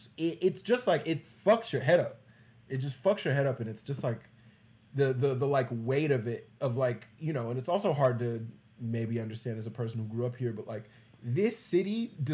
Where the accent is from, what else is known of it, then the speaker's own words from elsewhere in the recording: Texas, United States; like I'm from Texas.